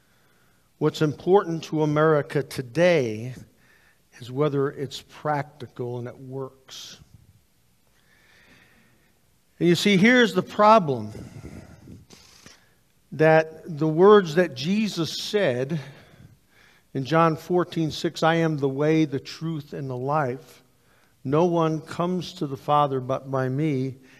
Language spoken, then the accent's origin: English; United States; as American Christians